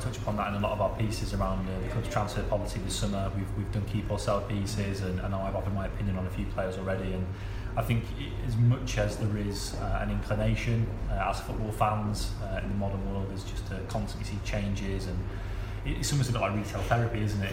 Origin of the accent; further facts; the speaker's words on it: Lincoln, East Midlands, United Kingdom; I spent a lot of my uh, my formative years growing up in Lincoln